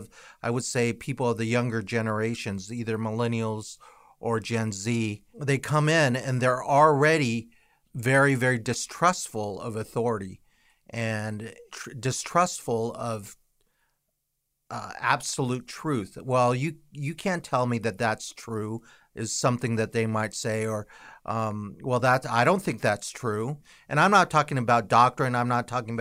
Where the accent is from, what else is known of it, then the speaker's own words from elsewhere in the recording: United States; we as an American culture